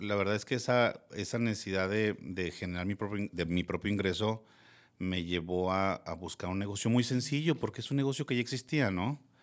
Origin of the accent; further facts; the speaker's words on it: Gómez Palacio, Durango, Mexico; also born or lived in Torreón, Coahuila; soy de aquí de Torreón. Lagunero. Lagunero 100%, de Gómez